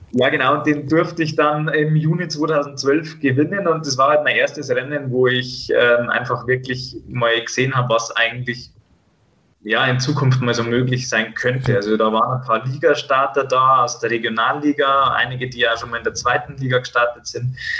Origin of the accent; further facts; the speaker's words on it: Bad Tölz, Bavaria, Germany; bei uns in Bad Hölz gibt es so eine, ähm, also eine Kneipe, die heißt Rocks Off und da waren wir damals immer beim Feiern